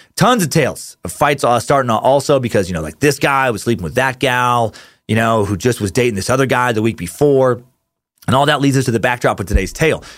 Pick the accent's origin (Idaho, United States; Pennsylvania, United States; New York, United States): Idaho, United States; Riggins; my hometown in Riggins, Idaho when I was a kid